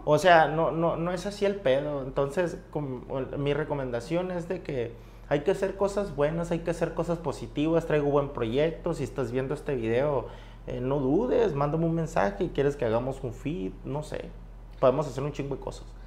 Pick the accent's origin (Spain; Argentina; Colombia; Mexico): Mexico; Bacabachi, Sonora; mi pueblo